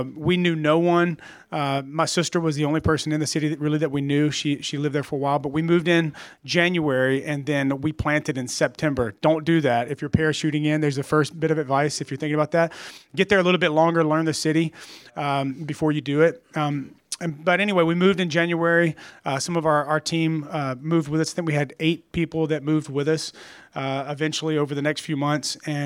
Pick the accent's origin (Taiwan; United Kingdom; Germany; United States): United States; Bogalusa, Louisiana; moved away as an adult; also born or lived in Baton Rouge / Dallas; now in San Francisco, United States; we're from Louisiana. I was born in Bogalusa